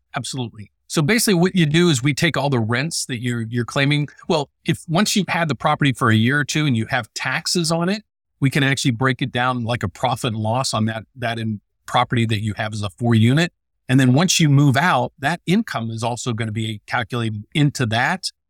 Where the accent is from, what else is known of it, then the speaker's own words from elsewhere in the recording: West Virginia, United States; moved away; also born or lived in Illinois; I'm from West Virginia